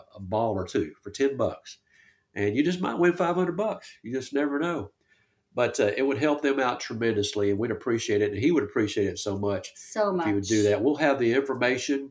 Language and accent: English; Texarkana, United States; I grew up around Texarkana.